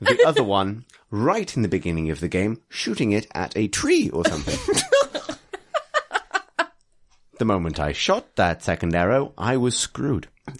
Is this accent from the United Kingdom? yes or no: yes; Liverpool, North West England, United Kingdom; I am actually from Liverpool, yeah. That is a thing.